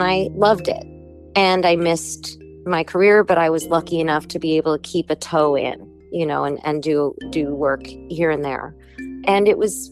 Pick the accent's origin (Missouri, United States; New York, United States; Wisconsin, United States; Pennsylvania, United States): New York, United States; moved away as an adult; also born or lived in Los Angeles; I'm from New York, I love New York